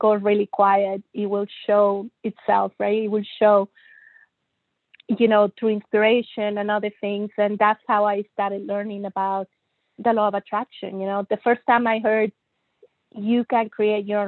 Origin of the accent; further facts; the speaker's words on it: Monterrey, Nuevo León, Mexico; moved away as an adult; also born or lived in Germany / United States / England / Toronto, Canada; I was born and raised in Monterrey, Mexico